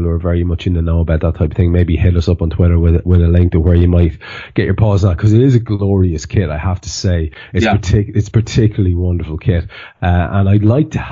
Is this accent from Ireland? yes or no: yes; Ireland; now in Liverpool, United Kingdom; As an Irishman